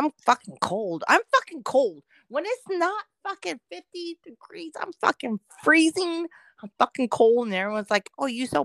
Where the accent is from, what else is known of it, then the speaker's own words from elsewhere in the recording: SoCal, California, United States; I come from SoCal. I'm like born, raised there